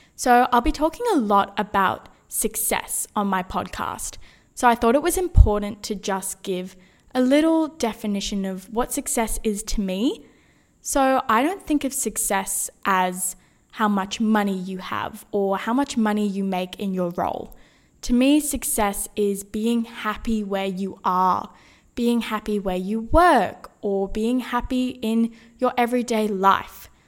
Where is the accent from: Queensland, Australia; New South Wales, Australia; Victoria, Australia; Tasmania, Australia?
New South Wales, Australia; Sydney; moved away as an adult; also born or lived in Brisbane; now officially back in my hometown, Sydney